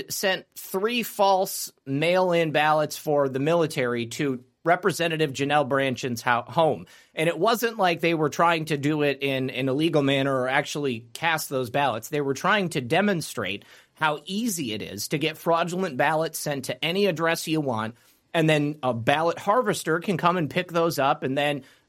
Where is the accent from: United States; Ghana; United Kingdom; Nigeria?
United States; Michigan; Michigan, you know, that's my home state